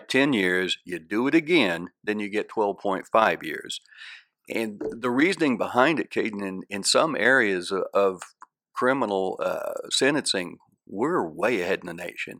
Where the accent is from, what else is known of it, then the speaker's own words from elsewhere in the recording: Ponca City, Oklahoma, United States; also born or lived in Texas; Ponca City is certainly my hometown